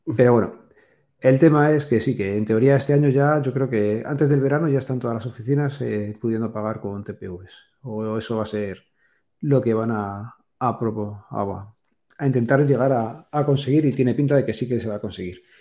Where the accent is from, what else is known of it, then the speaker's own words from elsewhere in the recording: Spain; todos los españoles